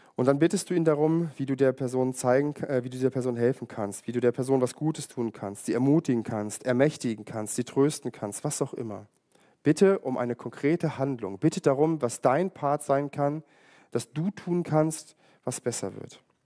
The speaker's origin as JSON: {"language": "German", "country": "Germany", "tie": "born or raised there", "said": "jetzt bin ich auch in der DDR aufgewachsen"}